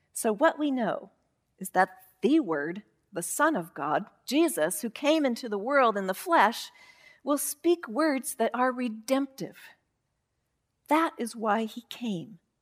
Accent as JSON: {"language": "English", "area": "Yakima Valley", "region": "Washington", "country": "United States", "tie": "born or raised there", "said": "when I was growing up in the Yakima Valley, around a lot of vines and fruit and farmers"}